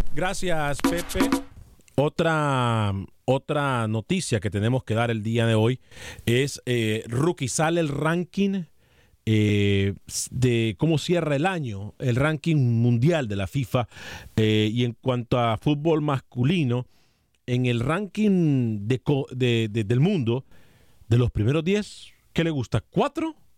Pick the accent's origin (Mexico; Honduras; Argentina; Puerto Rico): Honduras; soy centroamericano y soy hondureño a morir